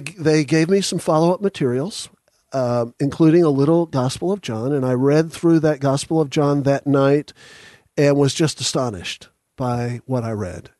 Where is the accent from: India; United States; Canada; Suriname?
United States; Dallas, Texas; also born or lived in Houston, Texas; now in Franklin, United States; I was born in Houston and raised in Dallas